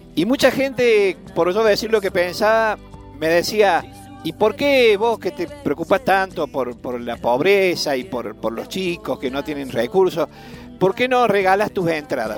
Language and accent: Spanish; Deán Funes, Córdoba, Argentina; soy de Dianfunes, del noroeste cordobés